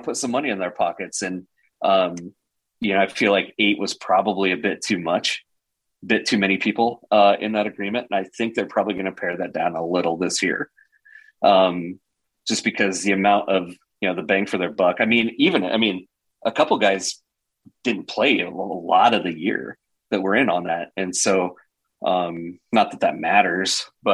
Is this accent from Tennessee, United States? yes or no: no; Cozad, Nebraska, United States; now in Lincoln, United States; I'm from Cozad originally, central Nebraska. So I grew up with Chris Dishman